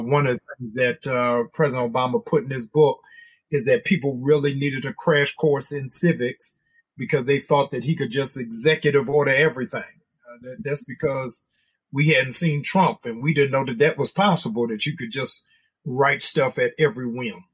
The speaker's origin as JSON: {"language": "English", "region": "Maryland", "country": "United States", "tie": "born or raised there", "said": "my home state of Maryland"}